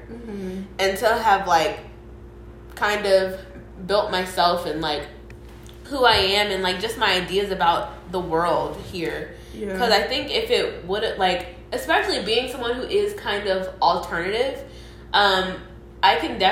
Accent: Atlanta, Georgia, United States; growing up in Atlanta is such a privilege

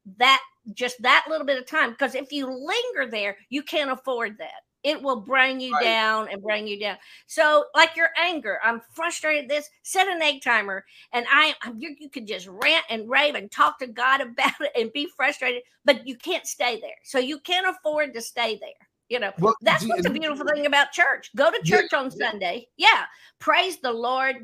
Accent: the South, United States; I'm from the South.

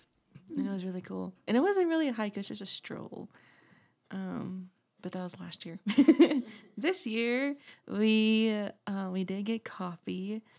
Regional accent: New Mexico, United States; moved away; I'm from New Mexico.

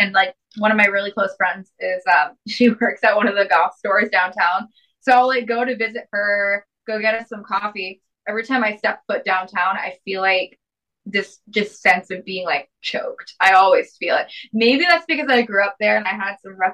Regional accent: Salem, Massachusetts, United States; also born or lived in Florida; growing up in Florida and around Salem, Massachusetts

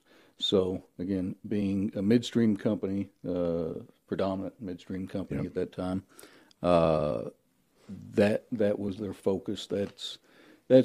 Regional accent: Weatherford, Oklahoma, United States; Oklahoma was home. Tony and I grew up together in Weatherford.

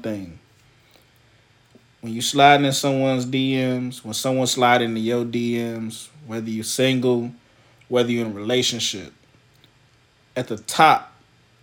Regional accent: the South, United States; I'm from the South. We say honey, we say darling. That's how we talk

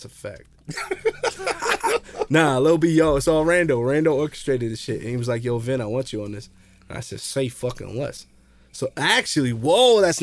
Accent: Jersey City, New Jersey, United States; I'm from Jersey City

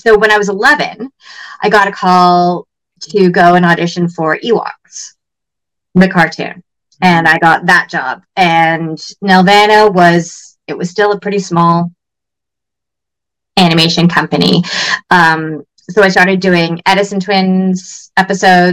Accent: Toronto, Ontario, Canada; I grew up in the West End

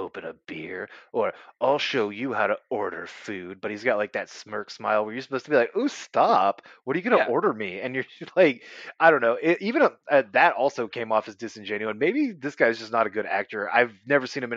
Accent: California, United States; moved away; I'm from California

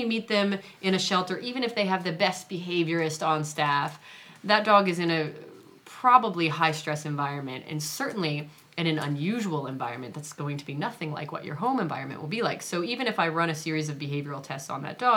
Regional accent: Virginia, United States; moved away as an adult; also born or lived in New Hampshire; now in New York, United States; I was born in New Hampshire, okay, but I grew up in Virginia. So I really consider myself to be from Virginia

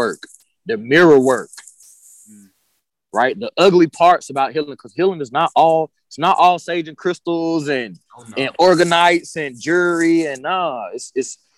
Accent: United States; also born or lived in Costa Rica; I'm from here, but I grew up in Costa Rica, you know, because I was traveling there since 21 years old

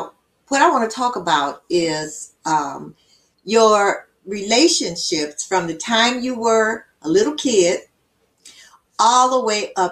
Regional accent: Chicago, Illinois, United States; I grew up in Augdale Gardens

